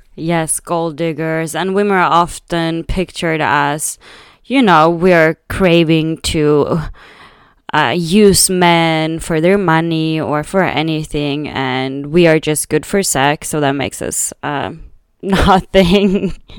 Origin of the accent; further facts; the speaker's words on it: Sweden; now in Berlin, Germany; growing up in Sweden